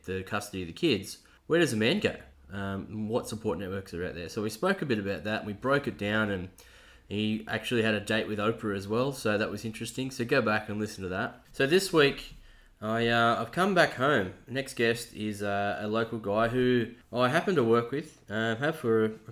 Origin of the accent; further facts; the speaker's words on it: Sydney, New South Wales, Australia; also born or lived in Bathurst, Australia; I was a kid. So I lived in Sydney to start with, then we moved up to Bathurst